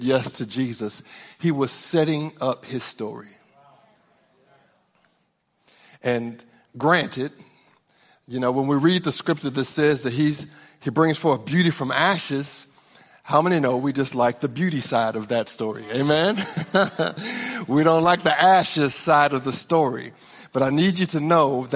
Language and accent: English; Norman, Oklahoma, United States; We're from Norman, Oklahoma